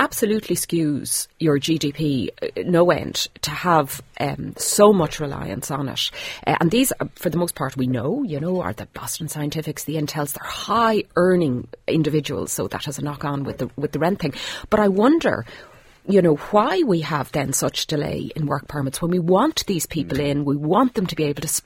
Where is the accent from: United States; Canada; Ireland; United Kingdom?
Ireland; we're Irish